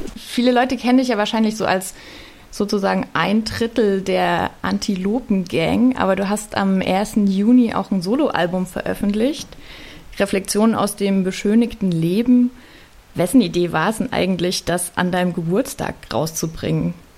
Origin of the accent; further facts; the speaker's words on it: Leipzig, Saxony, Germany; Ich bin in Leipzig aufgewachsen